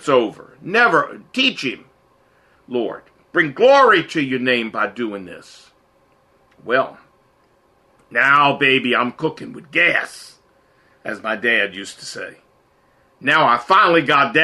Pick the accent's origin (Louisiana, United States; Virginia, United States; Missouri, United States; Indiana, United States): Virginia, United States; Portsmouth; now in Washington, United States; I grew up in Portsmouth, Virginia